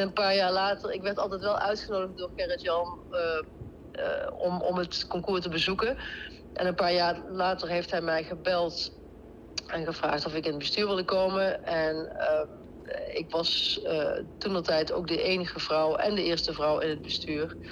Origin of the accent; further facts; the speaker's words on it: Deurne, North Brabant, Netherlands; accent: Brabants; moved away as an adult; Ja, ik kom zeker uit Brabant. Ik kom uit Deurne, dat ligt bij, bij Eindhoven